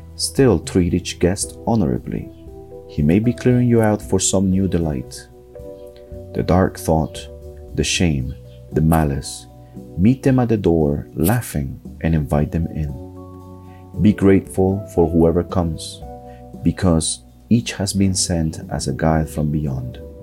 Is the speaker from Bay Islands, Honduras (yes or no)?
no; Tegucigalpa, Francisco Morazán, Honduras; I'm from Tegucigalpa, Honduras